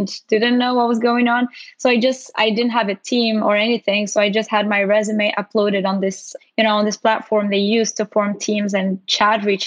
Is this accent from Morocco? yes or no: yes; Morocco; moved away as an adult; now in United States; I'm originally from Morocco and came here for college